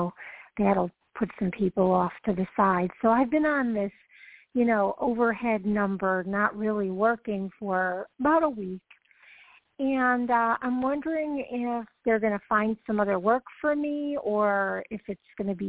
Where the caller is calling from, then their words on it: Georgia, United States; From Georgia.